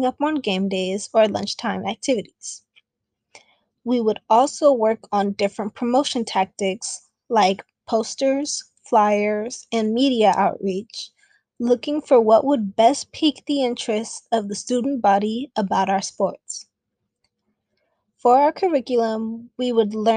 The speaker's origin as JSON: {"language": "English", "area": "Bay Area", "region": "California", "country": "United States", "lives_now": "San Diego, United States", "said": "I'm from the Bay Area."}